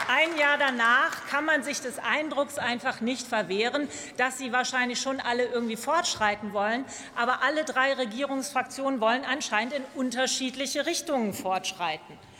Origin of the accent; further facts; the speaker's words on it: Lower Saxony, Germany; als Niedersächsin hoffe ich